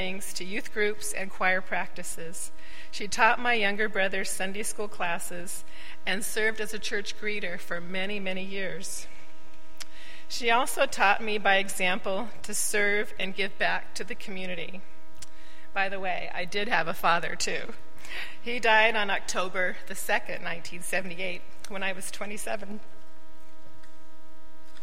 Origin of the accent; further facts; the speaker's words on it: Oroville, California, United States; I grew up in the First United Methodist Church in Orrville, California, some 80 miles northeast of Davis